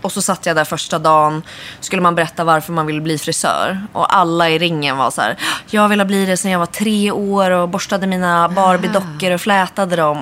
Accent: Örnsköldsvik, Västernorrland County, Sweden; moved away as an adult; now in Stockholm, Sweden; gick jag ut gymnasiet i Örnsköldsvik där jag kommer ifrån

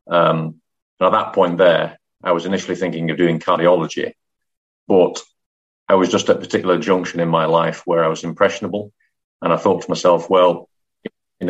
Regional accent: Manchester, North West England, United Kingdom; moved away as an adult; also born or lived in London / Middlesbrough / Leeds; I'm from Manchester.

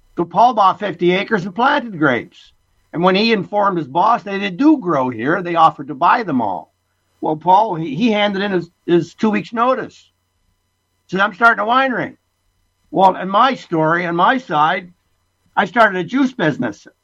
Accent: Essex County, Ontario, Canada; born or raised there; moved away as an adult; also born or lived in Italy; now in British Columbia, Canada

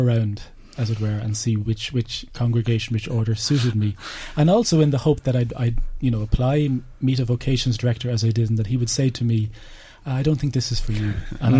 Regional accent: Drogheda, County Louth, Ireland; I'm from the Cord Road.

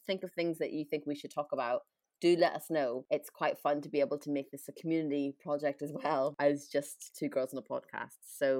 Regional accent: Ireland; moved away; me growing up in Ireland

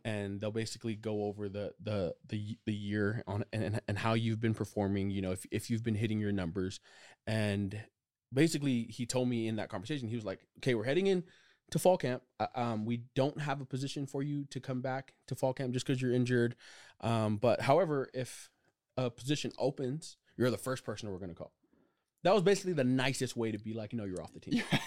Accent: Provo, Utah, United States; also born or lived in Orem, Utah / Pleasant Grove, Utah; I grew up in Provo, Utah

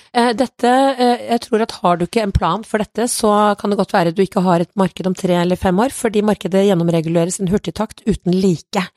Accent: Kongsberg, Buskerud, Norway; jeg kommer fra Kongsberg sjøl

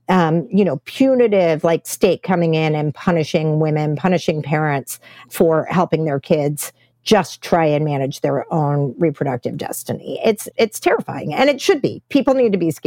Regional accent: Texas, United States; my home state of Texas

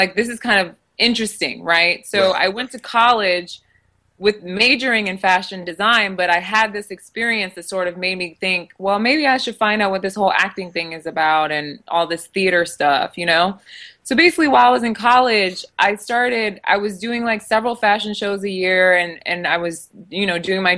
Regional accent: United States; So I have parents who are from Nigeria, but I was born here in the States

